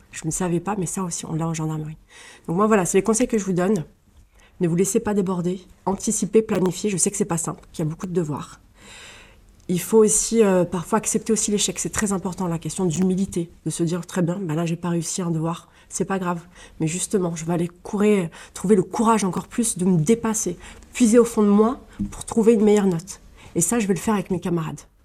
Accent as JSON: {"language": "French", "town": "Colombes", "region": "Île-de-France", "country": "France", "tie": "born or raised there", "said": "je suis francilienne, donc je suis née dans les Hauts-de-Seine à Colombes et j'ai fait pratiquement toute ma scolarité dans les Hauts-de-Seine"}